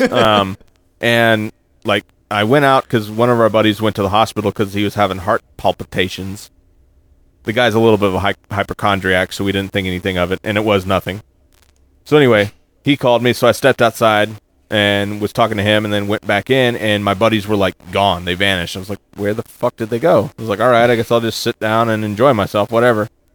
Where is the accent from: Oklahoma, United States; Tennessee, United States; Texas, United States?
Texas, United States; Arlington; I was from Arlington